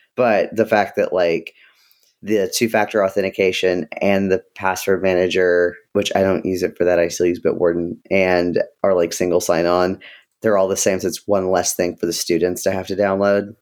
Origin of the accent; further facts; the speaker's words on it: Ohio, United States; I was born in Ohio